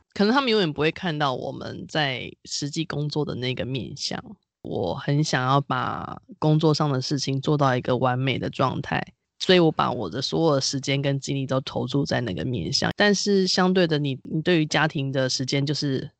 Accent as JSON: {"language": "Chinese", "country": "Taiwan", "said": "身为台湾人是岛屿的子民"}